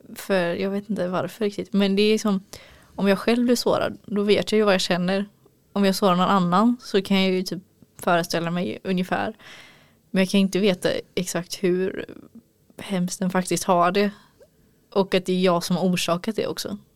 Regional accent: Gothenburg, Västra Götaland, Sweden; moved away; jag är göteborg

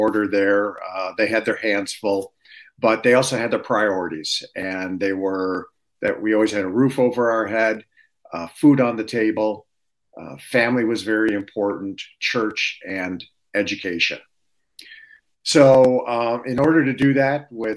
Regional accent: Detroit, Michigan, United States; I was born and raised in Detroit

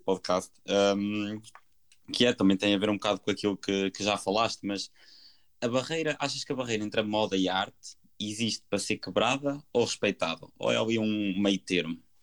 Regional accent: Portugal; nós, portugueses

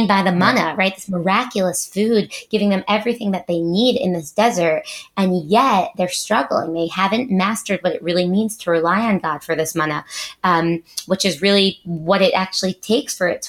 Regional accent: Teaneck, New Jersey, United States; moved away as an adult; also born or lived in Israel; now in Herzliya, Israel; I grew up in Teaneck, New Jersey with my brother, Sam.

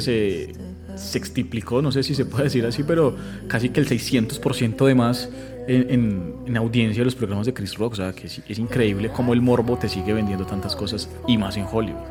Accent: Colombia; siendo pues colombianos

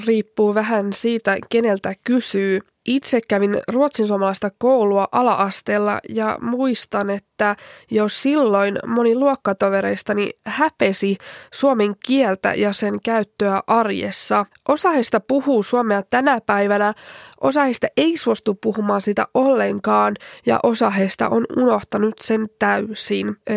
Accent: Sweden; first language Finnish; moved away as an adult; olen syntynyt ja kasvanut Ruotsissa ja äidinkieleni on suomi

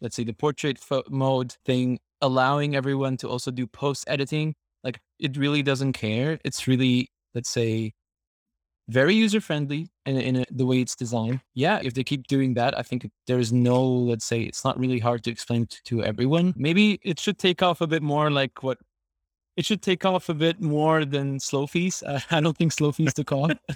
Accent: Syria; I'm from Syria

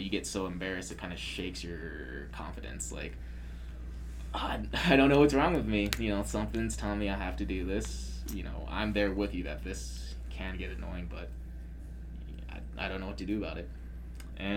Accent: Arizona, United States; I'm from Arizona

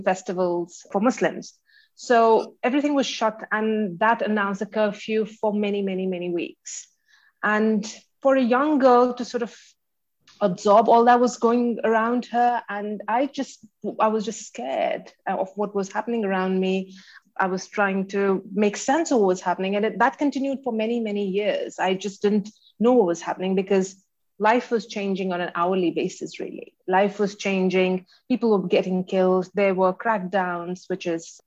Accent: Jammu and Kashmir, India; now in Delhi, India; when I was growing up in Kashmir

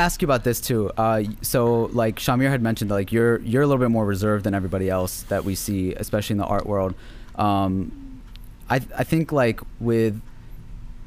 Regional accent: Pakistan; I am from Pakistan. This is my culture

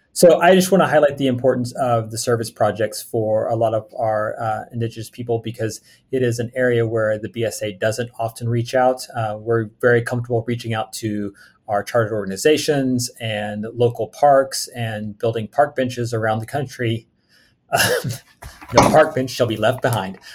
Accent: Oklahoma, United States; I grew up in Oklahoma

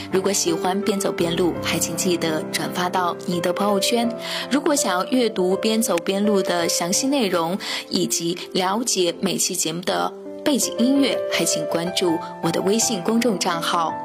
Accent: Shaanxi, China; accent: Shaanxi dialect; moved away as an adult; also born or lived in Hong Kong / Beijing; 家乡的陕西话

